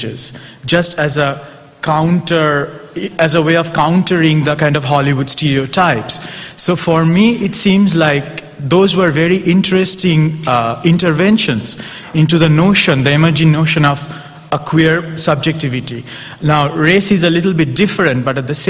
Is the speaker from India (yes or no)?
yes; India; as an Indian, not a Pakistani, but an Indian